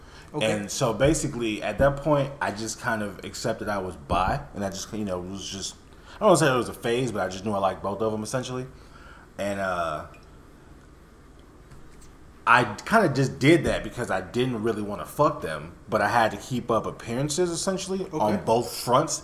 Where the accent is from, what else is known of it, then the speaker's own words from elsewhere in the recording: Miami, Florida, United States; also born or lived in West Palm Beach; my friends in Miami that I grew up